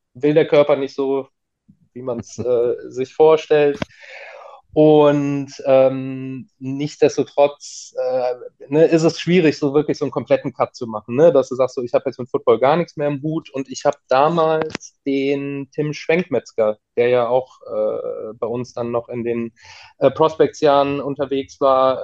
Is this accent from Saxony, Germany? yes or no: no; Cologne, North Rhine-Westphalia, Germany; also born or lived in Bonn; Ich bin ja gebürtiger Kölner, habe auch äh, lange, lange Zeit in Köln gewohnt